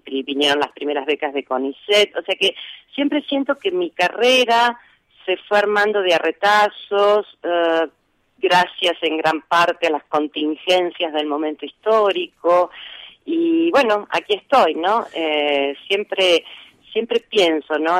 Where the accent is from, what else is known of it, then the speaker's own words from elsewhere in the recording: Rosario, Santa Fe, Argentina; also born or lived in Cañada de Gómez; yo nací en Cañada de Gómez, eh, casi diría de manera casual, porque mi padre estaba en ese momento trabajando allí, eh, pero me vine a vivir a Rosario cuando tenía cuatro meses